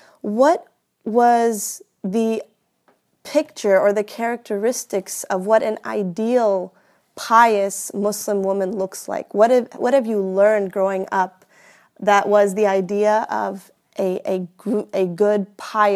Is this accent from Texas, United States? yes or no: yes; Houston, Texas, United States; I grew up here, particularly I grew up in Houston, Texas